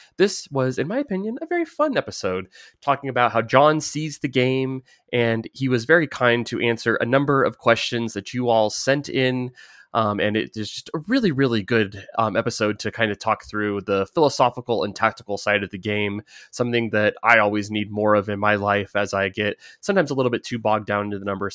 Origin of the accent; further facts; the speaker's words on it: United States; accent: American; my American accent